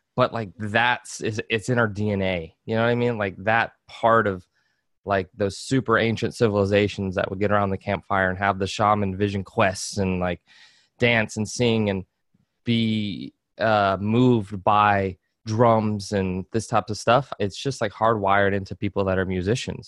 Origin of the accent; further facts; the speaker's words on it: Georgia, United States; I grew up in Georgia